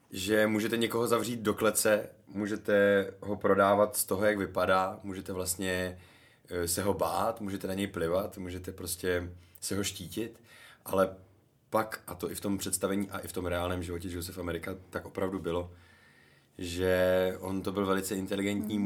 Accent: Karlovy Vary, Karlovy Vary Region, Czechia; now in České Budějovice, Czech Republic; byl jsem v Karlových Varech, odkud pocházím

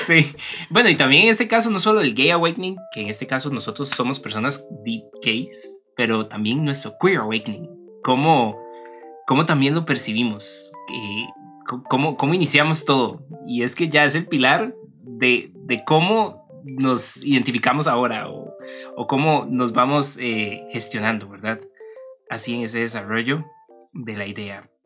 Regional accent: Turrialba, Cartago, Costa Rica; yo que crecí en el centro de Turrialba

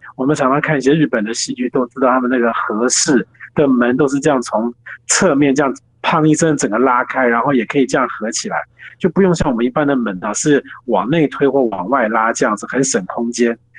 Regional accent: Taiwan; 我们是自己身为台湾人

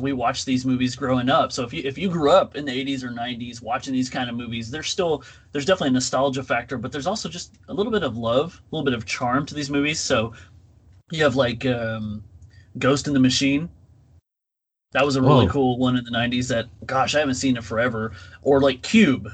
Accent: Texas, United States; I'm from Texas

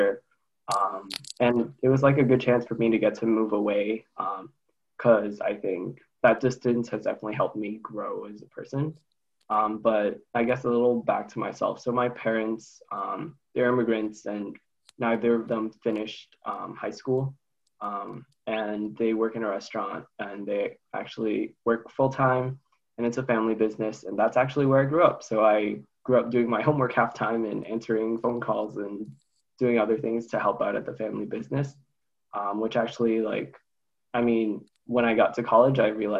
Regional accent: Quincy, Massachusetts, United States; moved away as an adult; I'm actually from Quincy

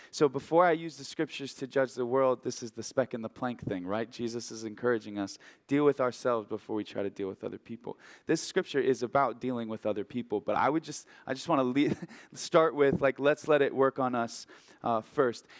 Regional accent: Oregon, United States; moved away as an adult; now in Haiku, United States; I'm from Oregon originally

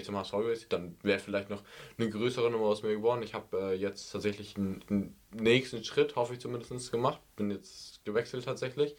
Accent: Germany; als Deutscher

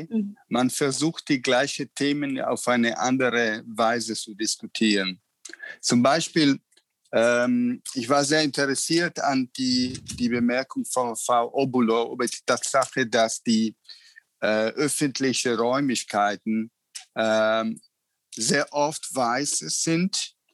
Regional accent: Italy; ich bin Italiener

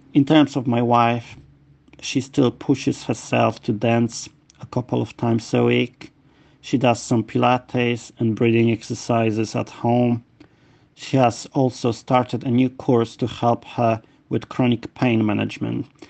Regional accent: Poland; now in London, United Kingdom; I'm originally from Poland but I um, moved to London where I live

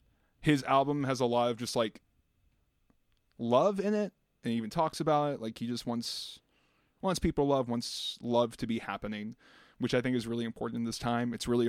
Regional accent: Virginia, United States; born or raised there; moved away as an adult; now in New York City, United States

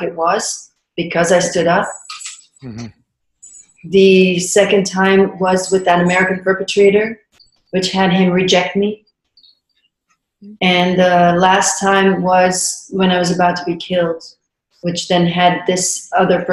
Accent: Belgium; I grew up in Belgium

